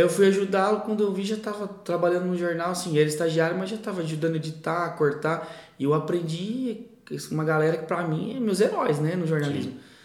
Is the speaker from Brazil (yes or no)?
yes; Novo Horizonte, São Paulo, Brazil; also born or lived in São José do Rio Preto; vou para Novo Horizonte para economizar, voltei a morar com minha mãe